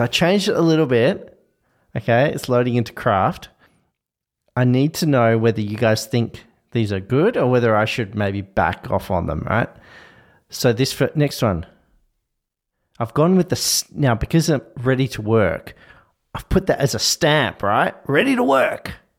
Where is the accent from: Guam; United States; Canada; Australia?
Australia